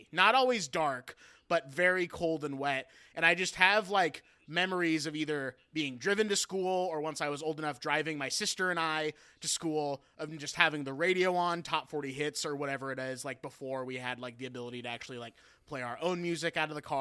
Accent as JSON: {"language": "English", "region": "Pacific Northwest", "country": "United States", "said": "I'm from the Pacific Northwest, you know"}